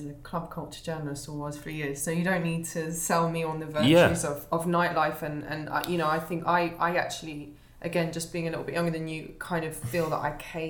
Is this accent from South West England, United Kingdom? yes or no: no; London, United Kingdom; growing up in London in the... not quite a generation younger than you, but like at the tail end of your generation, that being my London and the London that I grew up